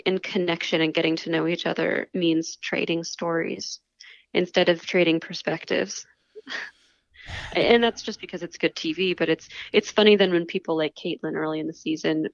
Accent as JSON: {"language": "English", "region": "the South", "country": "United States", "said": "I'm from the South"}